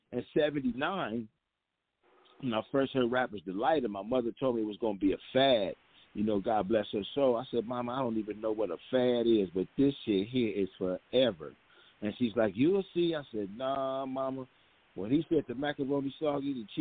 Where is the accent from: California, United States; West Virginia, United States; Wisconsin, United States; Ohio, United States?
California, United States; Compton; I grew up in Compton.